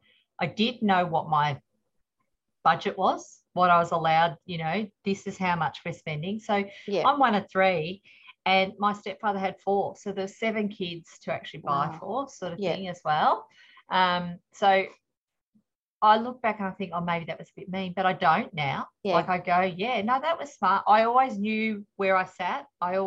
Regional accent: Wallangi, Victoria, Australia; also born or lived in Melbourne / Seaspray; I was born in Melbourne at Cabrini, but my parents were on a farm in the Valley, in a little place called Wallangi. So it's just outside Woomalang. So Woomalang was my first primary school.

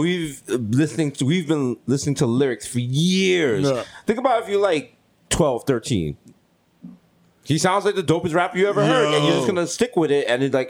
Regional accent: New York City, New York, United States; we from the Bronx

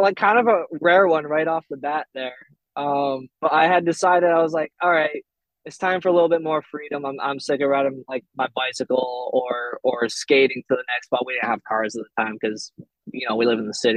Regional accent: Burlington, Vermont, United States; accent: Vermont accent; I'm from Vermont, from Burlington, Vermont. Um, lived here like most of my life

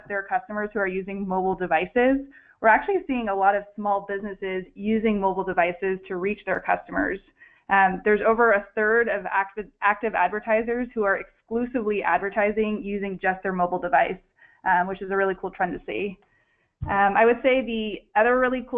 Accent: San Francisco, California, United States; I'm originally from San Francisco, so I haven't moved too far at all, and I'm still based in San Francisco today

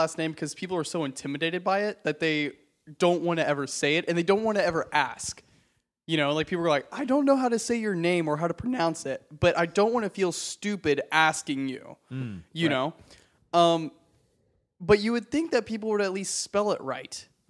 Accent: the South, United States; Well, I mean, like, I'm from the South, so it's like Cutter Ray.

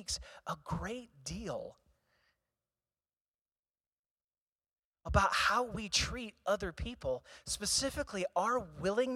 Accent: Eureka, Missouri, United States; I grew up in St. Louis.

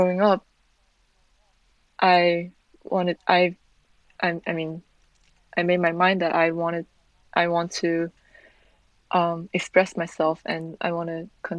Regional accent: South Korea; moved away as an adult; also born or lived in Milwaukee, Wisconsin; I'm born and raised in Korea

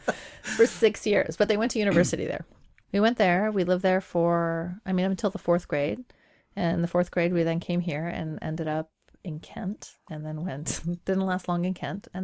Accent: Iran; born there; moved away; I was. I was born in Iran. I was born in Iran, and then there was a revolution in my country

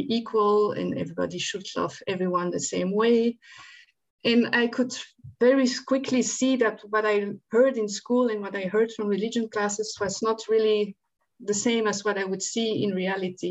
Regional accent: Antwerp, Flanders, Belgium; moved away; I grew up in Antwerp, Belgium, not far from Antwerp.

